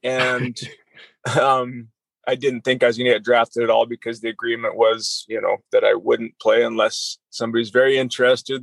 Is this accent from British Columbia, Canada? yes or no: no; Southern Alberta, Canada; good years in Southern Alberta